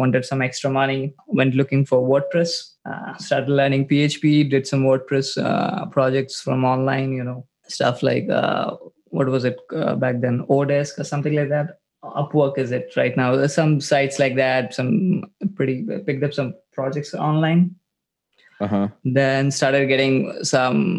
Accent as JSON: {"language": "English", "town": "New Delhi", "region": "Delhi", "country": "India", "said": "Out of India, the capital city of India"}